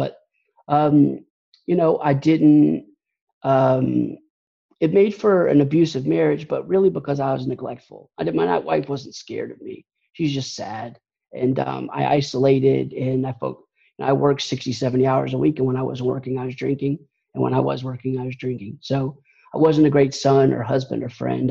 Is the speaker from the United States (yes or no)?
yes; Atlanta, Georgia, United States; I'm from Atlanta, Georgia, and been here most of my life and lived all over Georgia.